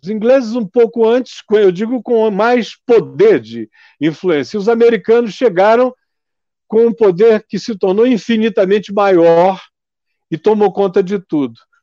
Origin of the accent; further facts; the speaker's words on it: Amazonas, Brazil; Eu sou amazonense